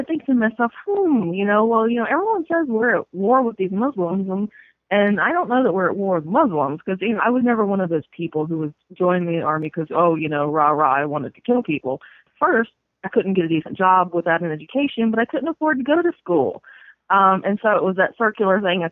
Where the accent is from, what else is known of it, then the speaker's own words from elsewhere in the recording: North Florida, United States; moved away as an adult; I grew up in North Florida in the panhandle, right, you know, along the coast